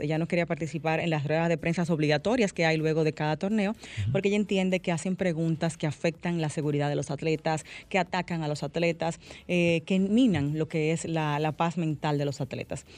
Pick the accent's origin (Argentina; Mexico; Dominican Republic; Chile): Dominican Republic; todo el pesar que como pueblo dominicano eh, sentimos